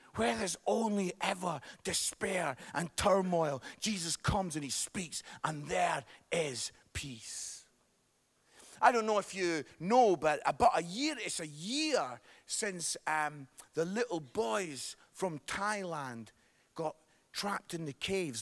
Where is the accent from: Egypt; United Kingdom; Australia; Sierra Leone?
United Kingdom; Scotland; accent: Scottish; I am Scottish